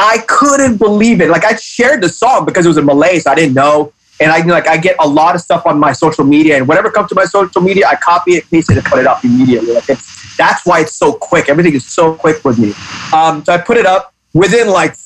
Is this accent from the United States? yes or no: no; Hong Kong; me being a minority in Hong Kong, I'm Pakistani. So me growing up in Hong Kong